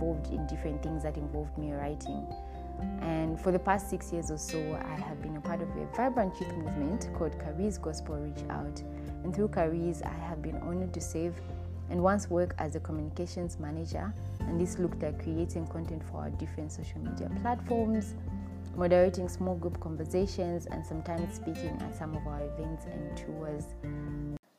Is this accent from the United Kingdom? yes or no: no; Zambia; I was born and raised in Zambia, and that's where I currently live.